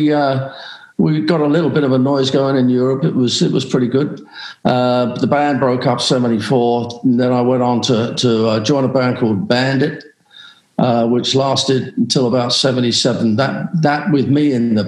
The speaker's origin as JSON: {"language": "English", "town": "Liverpool", "region": "North West England", "country": "United Kingdom", "tie": "born or raised there", "also_born_or_lived": "London", "moved": "yes", "said": "I was born in London. Then my dad's job took us to Liverpool. And I stayed there"}